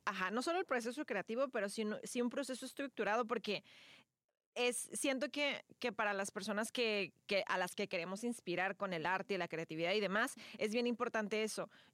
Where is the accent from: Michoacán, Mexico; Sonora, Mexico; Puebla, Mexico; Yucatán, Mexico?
Yucatán, Mexico; Mérida; yo soy de Mérida y mi familia también cree mucho en, esto